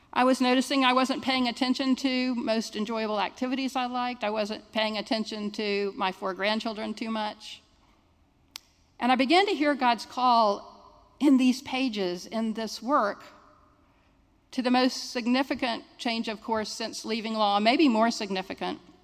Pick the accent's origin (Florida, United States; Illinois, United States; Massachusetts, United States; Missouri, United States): Florida, United States; Jacksonville; I'm a Jacksonville native